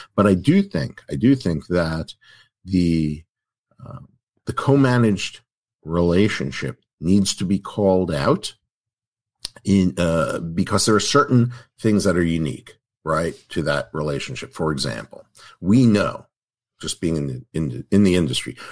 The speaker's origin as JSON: {"language": "English", "region": "New York", "country": "United States", "said": "I'm from New York"}